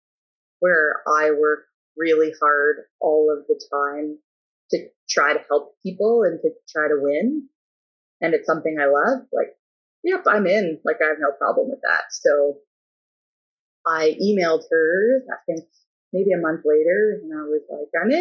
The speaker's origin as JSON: {"language": "English", "town": "Drayton", "region": "Ontario", "country": "Canada", "also_born_or_lived": "Waterloo / Alberta", "moved": "as an adult", "said": "where I come from, people are not coaches, so there was no real example of how to be a professional coach in Drayton"}